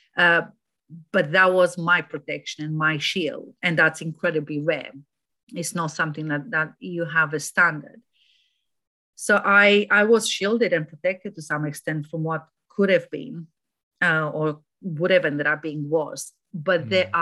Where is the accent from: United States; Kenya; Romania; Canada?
Romania; moved away as an adult; also born or lived in Germany; now in United Kingdom; I moved from Romania to Germany for a couple of years and from Germany to here